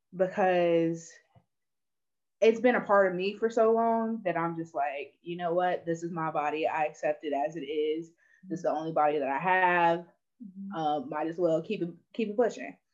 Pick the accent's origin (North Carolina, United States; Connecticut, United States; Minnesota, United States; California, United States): North Carolina, United States; Burlington; also born or lived in Asheville, North Carolina; I'm from Burlington, North Carolina